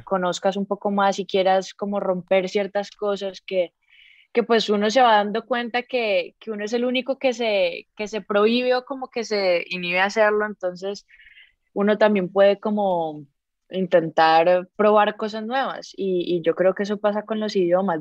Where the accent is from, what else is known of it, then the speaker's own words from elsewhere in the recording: Colombia; also born or lived in Costa Rica; yo sí nací, a los 3 meses me volví para Colombia